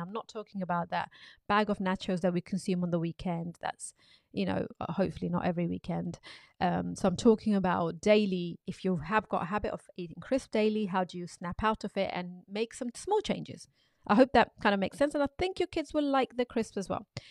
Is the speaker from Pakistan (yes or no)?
yes; Pakistan; when I was growing up in Pakistan